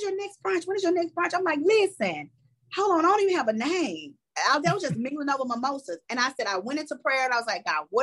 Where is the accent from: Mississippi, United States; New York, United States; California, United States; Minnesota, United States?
Mississippi, United States; I'm from Mississippi